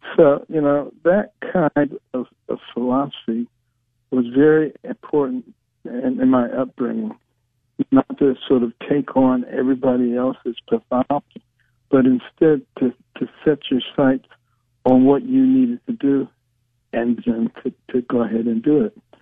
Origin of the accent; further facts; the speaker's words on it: Detroit, Michigan, United States; also born or lived in Boston; we moved from Boston back to Detroit